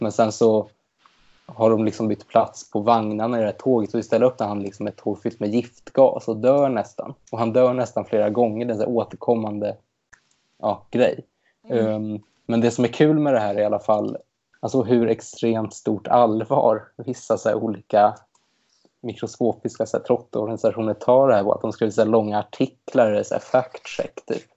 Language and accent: Swedish; Stockholm, Stockholm County, Sweden; jag kommer från Stockholm och till skillnad från Linda har jag inte lyckats ta mig härifrån ännu